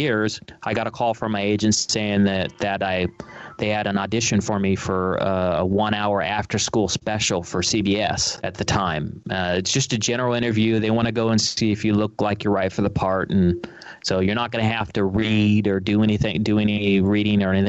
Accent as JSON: {"language": "English", "town": "Los Angeles", "region": "California", "country": "United States", "tie": "born or raised there", "said": "I was raised in a suburb, Sherman Oaks. It's a suburb of Los Angeles"}